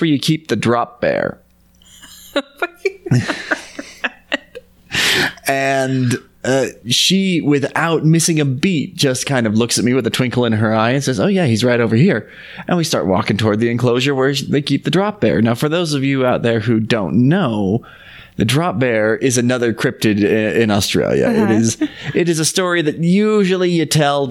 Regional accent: Utah, United States; Growing up in Utah

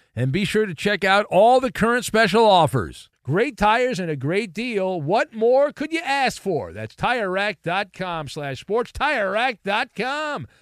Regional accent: Orange County, California, United States; I grew up in Orange County

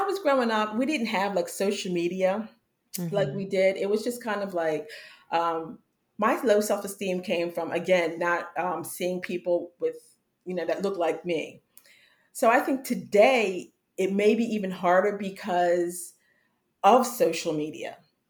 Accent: Pennsylvania, United States; I was living in Pennsylvania at the time. I'm originally from Pennsylvania.

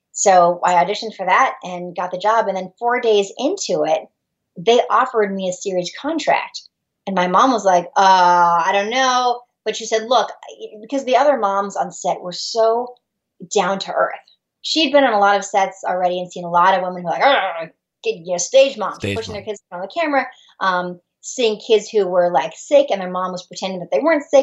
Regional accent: San Diego, California, United States; I'm from San Diego originally

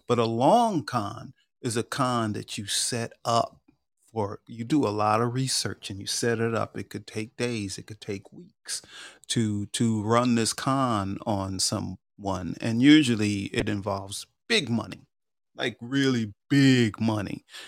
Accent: New York, United States; I grew up in New York

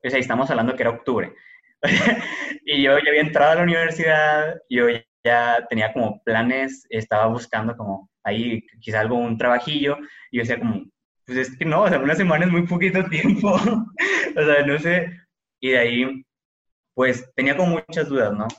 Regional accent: Monterrey, Nuevo León, Mexico; como cualquier familia mexicana, regiomontana, promedio

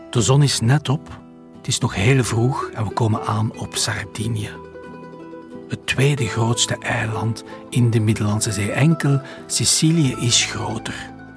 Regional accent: Belgium; we komen uit België

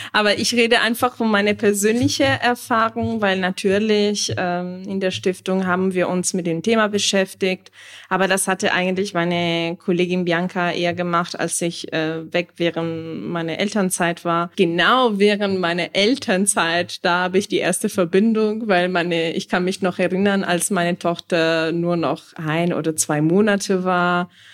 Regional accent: Italy; moved away

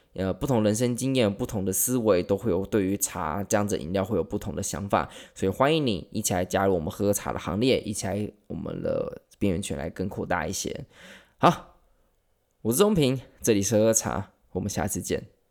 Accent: Taiwan; accent: Taiwanese; 我们台湾人

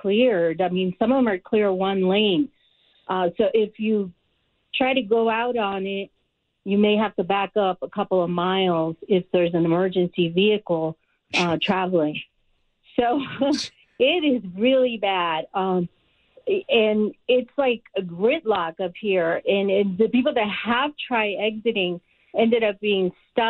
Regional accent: New York, United States; now in Lake Arrowhead, United States; I grew up in New York

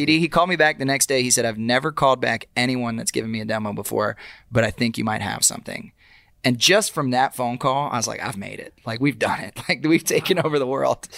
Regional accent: Austin, Texas, United States; moved away as an adult; now in Nashville, United States; growing up, um, in Austin

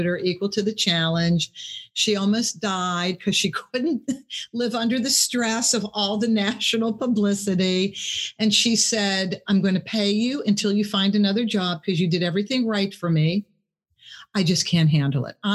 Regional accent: Pittsburgh, Pennsylvania, United States; I'm from Pittsburgh.

